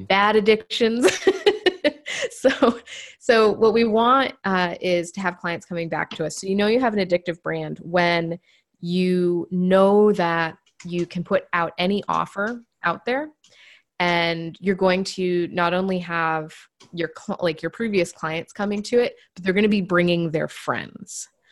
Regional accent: Maine, United States; moved away as an adult; now in New Hampshire, United States; I grew up in the, the deep woods of Maine.

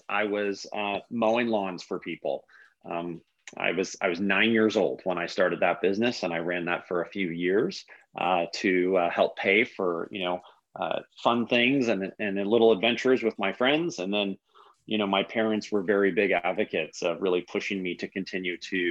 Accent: Palo Alto, California, United States; I grew up in Palo Alto as a young kid.

